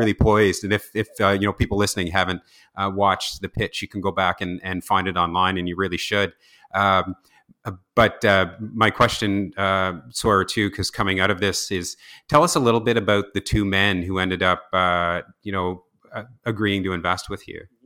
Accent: New Brunswick, Canada; also born or lived in Toronto; I was born and raised in Ross, Saint New Brunswick

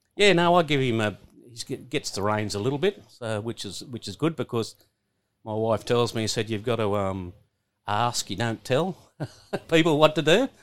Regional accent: Coolah, New South Wales, Australia; that's where I really grew up there

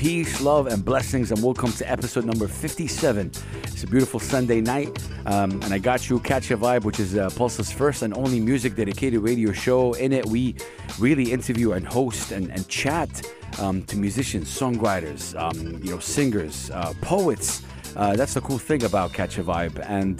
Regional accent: Saudi Arabia; moved away as an adult; now in United Arab Emirates; I came to this beautiful country about 6 years ago, and when I came in here, I made it a point to do my homework. I'm from Saudi Arabia. I've been doing my thing in Saudi Arabia for a while

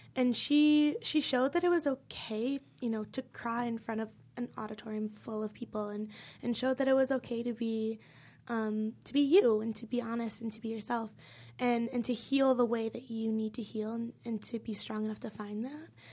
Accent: Illinois, United States; moved away as an adult; I live six hours from here, like, I'm from Illinois

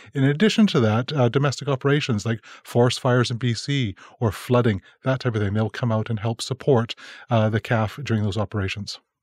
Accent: Calgary, Alberta, Canada; I'm from Calgary

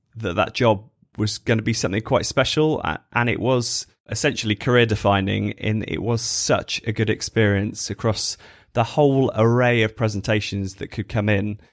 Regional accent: Stratford-upon-Avon, West Midlands, United Kingdom; moved away as an adult; also born or lived in Birmingham; now in Bristol, United Kingdom; growing up in Stratford, so not too far from Birmingham

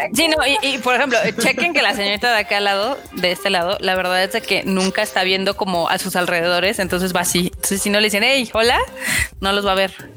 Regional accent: State of Mexico, Mexico; Yo también soy del Establo de México

